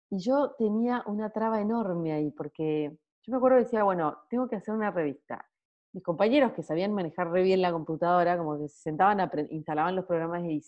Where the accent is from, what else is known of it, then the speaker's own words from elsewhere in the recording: Salta, Argentina; moved away as an adult; now in Buenos Aires, Argentina; tengo 33 años, soy de Salta, pero vivo hace unos 15 años en Buenos Aires.